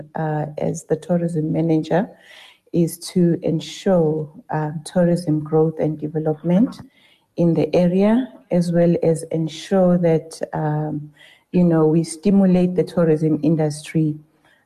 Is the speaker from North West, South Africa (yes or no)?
no; Ladysmith, KwaZulu-Natal, South Africa; also born or lived in Newcastle / Limpopo; I am from Ladysmith